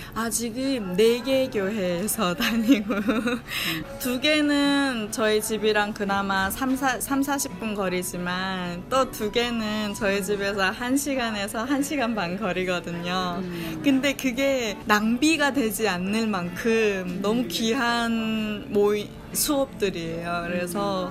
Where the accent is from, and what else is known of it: North Korea; moved away as an adult; now in Virginia, United States